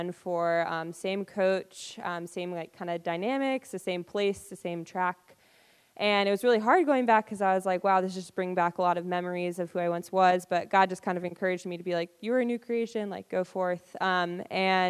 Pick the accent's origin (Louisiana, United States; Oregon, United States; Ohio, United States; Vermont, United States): Vermont, United States; Burlington; moved away as an adult; also born or lived in North Carolina; I grew up in Vermont in like the Burlington and Essex area